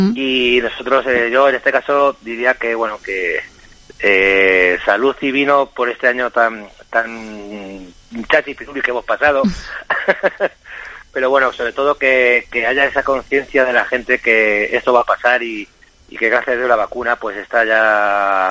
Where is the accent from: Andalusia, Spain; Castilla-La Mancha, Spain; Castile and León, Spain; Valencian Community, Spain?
Castilla-La Mancha, Spain; Aimer; also born or lived in Tomelloso; mi pueblo de Aimer